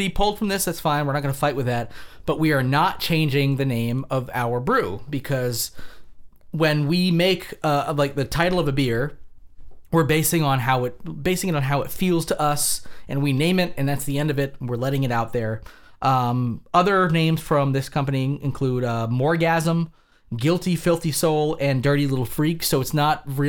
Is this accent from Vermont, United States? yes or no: yes; Vermont, United States; We come from Vermont, which is a very beer centric state